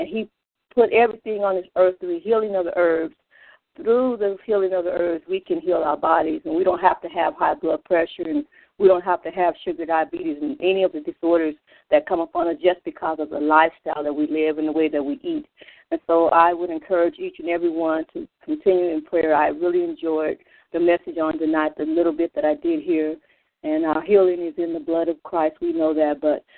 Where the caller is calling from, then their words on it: Phoenix, Arizona, United States; I'm calling in from Phoenix, Arizona.